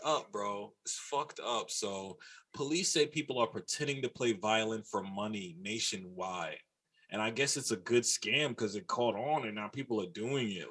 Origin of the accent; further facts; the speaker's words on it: New York City, New York, United States; I'm from New York, and I'm from New York from like the 90s early 2000s